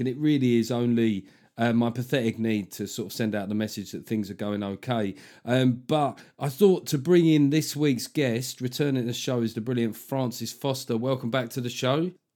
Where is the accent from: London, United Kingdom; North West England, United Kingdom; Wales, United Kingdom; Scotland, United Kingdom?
London, United Kingdom; we're both from South London